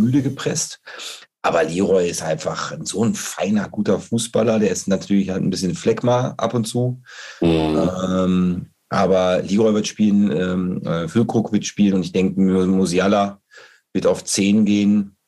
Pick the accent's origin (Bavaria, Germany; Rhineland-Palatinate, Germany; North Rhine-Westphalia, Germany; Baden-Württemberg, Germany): North Rhine-Westphalia, Germany; Bocholt; ich komme aus Bocholt